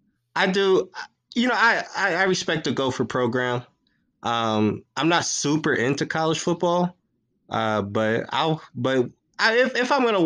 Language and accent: English; Minneapolis, Minnesota, United States; So I'm born and raised in Minneapolis, Minnesota, but my dad is from Blue Island, Illinois, which is just south of the city of Chicago.